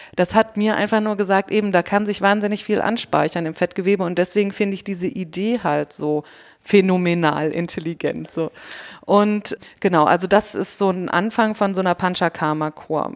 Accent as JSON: {"language": "German", "country": "Germany", "said": "Wir sind halt Deutsche"}